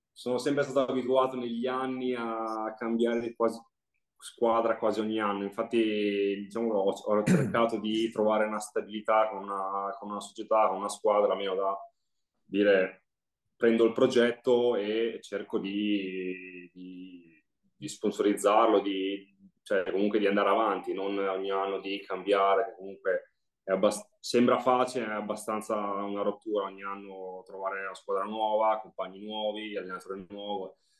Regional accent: Forlì, Emilia-Romagna, Italy; giornale che era delle mie parti di Forlì

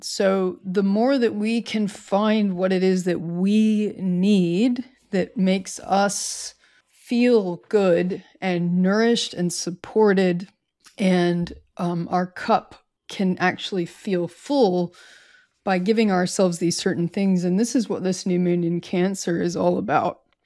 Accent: United States; I've returned to my home state

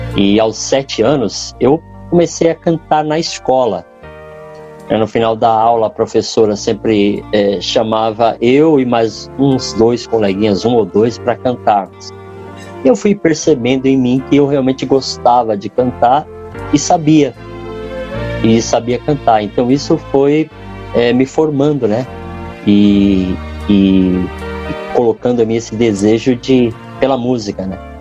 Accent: São Paulo, Brazil; Eu sou de São Paulo

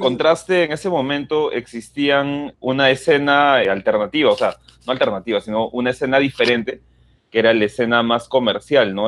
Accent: Peru; desde nuestra posición peruana

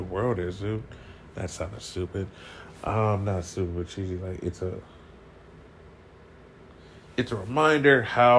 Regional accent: Columbus, Ohio, United States; moved away as an adult; now in Texas, United States; growing up in Columbus

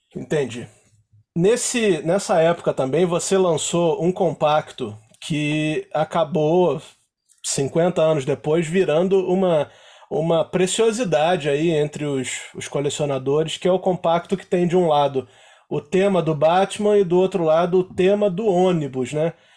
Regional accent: Rio de Janeiro, Brazil; eu sou do Rio, tô no Rio, apesar de ter uma ligação com Minas familiar

